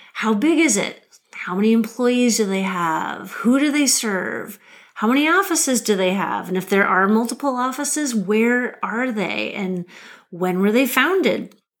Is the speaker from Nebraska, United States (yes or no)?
yes; Lincoln, Nebraska, United States; moved away as an adult; also born or lived in Massachusetts / Washington, District of Columbia, United States; I'm a Nebraska girl. I grew up in Lincoln, Nebraska